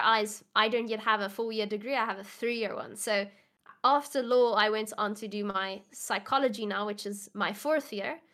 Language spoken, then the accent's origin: English; South Africa